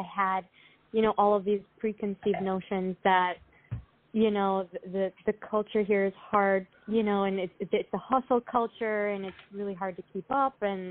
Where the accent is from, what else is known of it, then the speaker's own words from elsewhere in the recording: Minnesota, United States; moved away as an adult; also born or lived in East Coast; now in Southern California, United States; I'm from Minnesota, so when I grew up in the Midwest and then I went to school on the East Coast